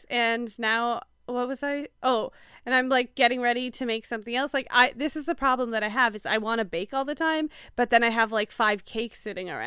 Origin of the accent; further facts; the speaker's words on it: Canada; I've also don't eat a lot of butter tarts, even though I'm Canadian.